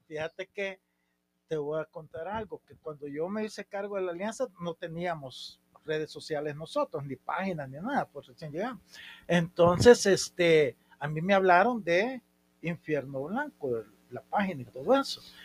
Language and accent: Spanish; San Miguel, El Salvador; yo este, nací en San Miguel